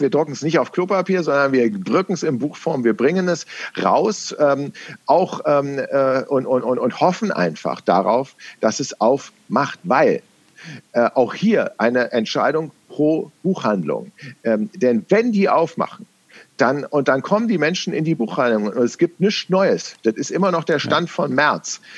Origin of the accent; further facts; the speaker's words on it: Berlin, Germany; accent: West Berlin; meine Herkunft, dass ich im Westen Berlins, weil es gibt einen Unterschied zwischen Westberlinerisch und Ostberlinerisch